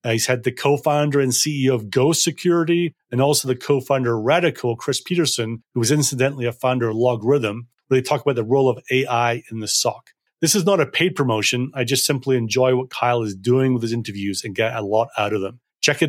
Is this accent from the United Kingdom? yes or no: yes; Edinburgh, Scotland, United Kingdom; moved away as an adult; also born or lived in North Berwick; now in London, United Kingdom; Yeah, I was born in Edinburgh at a hospital that no longer exists. Your team will probably remember it as the Eastern General down in Leith. I grew up, spent a lot of time in North Berwick, just outside Edinburgh, and then most of my teenage years was in Edinburgh.